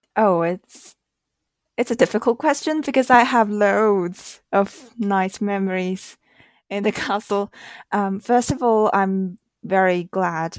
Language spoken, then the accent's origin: English; Shanghai, China; I grew up in Shanghai and this is a huge city